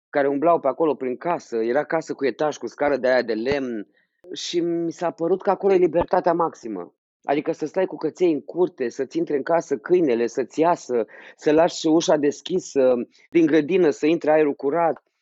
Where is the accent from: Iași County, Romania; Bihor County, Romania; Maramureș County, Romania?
Iași County, Romania; Iași; am și fost, cât de mic eram în Iași, clasa 4 nu? Atunci m-a prins Revoluția pe mine